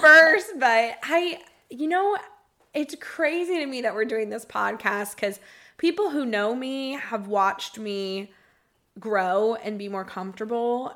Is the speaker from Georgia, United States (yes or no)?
yes; Marietta, Georgia, United States; moved away as an adult; now in Tampa, United States; I was born and raised in Marietta, Georgia